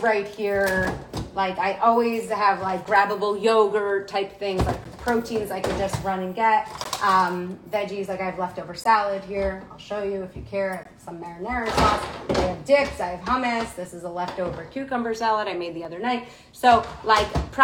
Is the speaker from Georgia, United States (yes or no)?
no; New York City, New York, United States; I'm born and raised in Manhattan.